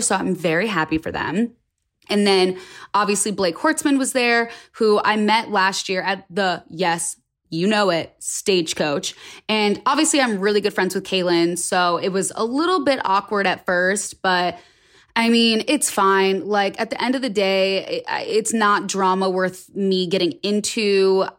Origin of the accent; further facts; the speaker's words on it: United States; also born or lived in West Hollywood; as an American